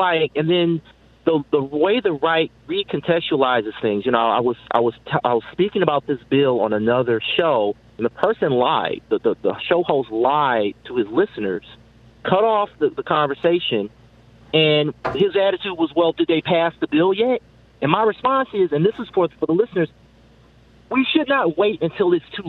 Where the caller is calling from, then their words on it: Detroit, Michigan, United States; I'm calling from the Detroit area.